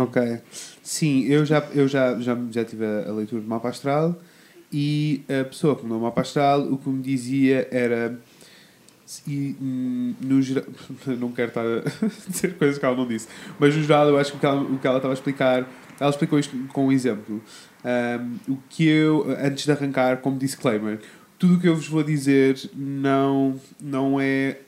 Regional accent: Coimbra, Centro, Portugal; eu sou de Coimbra

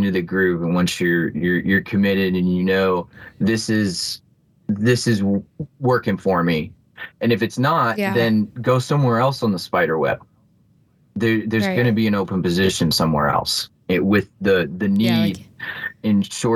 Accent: Bloomington, United States; here in my hometown

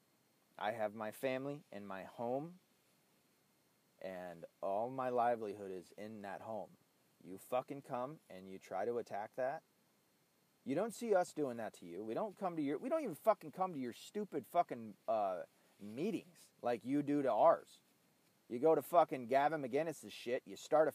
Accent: Tennessee, United States; Tennessee. My home state.

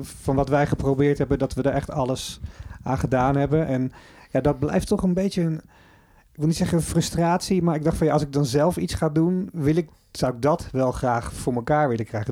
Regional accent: Netherlands; je bent gewoon een Nederlander.

